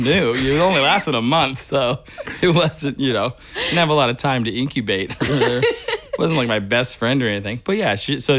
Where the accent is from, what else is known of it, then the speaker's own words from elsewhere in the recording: Bakersfield, California, United States; moved away; I'm from Bakersfield, California